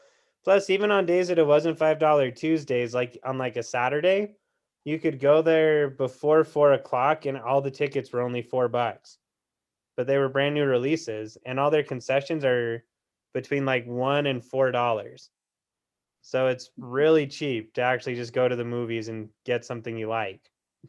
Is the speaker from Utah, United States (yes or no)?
yes; Utah, United States; just because I'm from Utah County